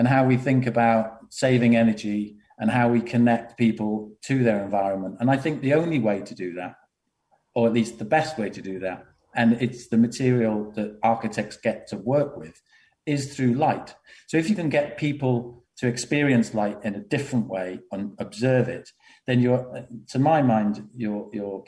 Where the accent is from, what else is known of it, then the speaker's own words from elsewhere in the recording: Liverpool, North West England, United Kingdom; also born or lived in Runcorn; I grew up in Liverpool and Runcorn